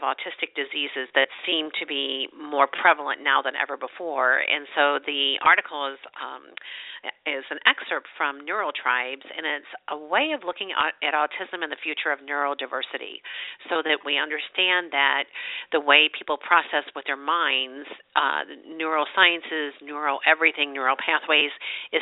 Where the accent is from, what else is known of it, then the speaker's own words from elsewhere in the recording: St. Louis, Missouri, United States; also born or lived in Chesterfield, Missouri; I'm from St. Louis, and I'm a native